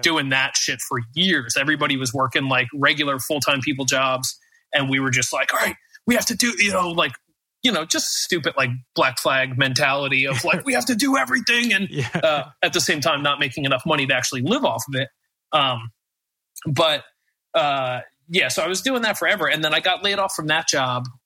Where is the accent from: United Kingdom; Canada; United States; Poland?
United States